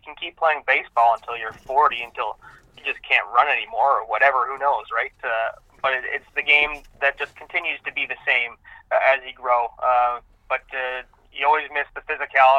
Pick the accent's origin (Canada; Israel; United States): Canada; Whitby, Ontario; Ended up playing baseball growing up in Whitby